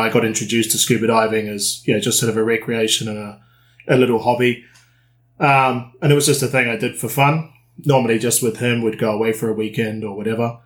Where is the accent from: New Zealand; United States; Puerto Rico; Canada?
New Zealand; moved away; also born or lived in United Kingdom; I'm originally from New Zealand.